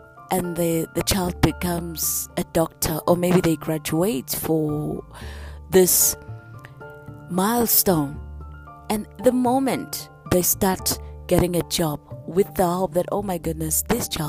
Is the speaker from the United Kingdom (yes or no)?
no; South Africa; we grew up during the days of political violence in my hometown, and it was black on blacks.